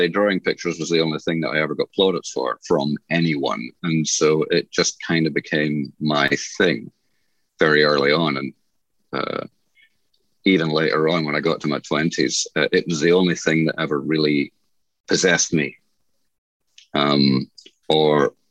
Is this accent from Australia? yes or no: yes; Newcastle, New South Wales, Australia; also born or lived in Scotland; My family moved from Scotland when I was 8 years old, so I'm essentially Australian educated